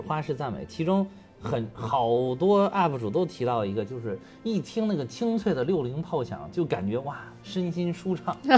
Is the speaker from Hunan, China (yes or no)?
no; Beijing, China; also born or lived in Henan; 从小，从小学、初中、高中，一直上大学都在北京了